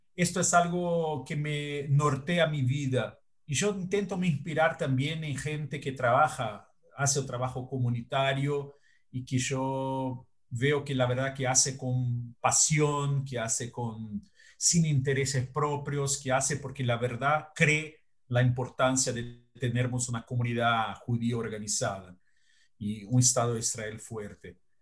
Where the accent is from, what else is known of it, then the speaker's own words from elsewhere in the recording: Brazil; Spanish is a second language; Yo soy brasileño, vivo acá y pago mis tributos acá